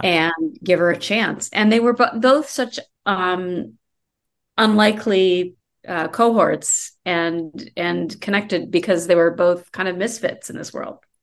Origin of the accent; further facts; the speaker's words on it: Colorado, United States; moved away as an adult; also born or lived in Iowa / Denver; now in Los Angeles, United States; I grew up in Iowa and Colorado.